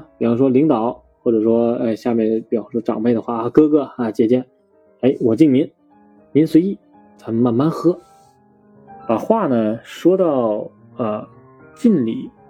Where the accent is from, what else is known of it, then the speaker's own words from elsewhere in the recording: Henan, China; 不喝白酒啊，是显示不出我们河南人的热情，对吧？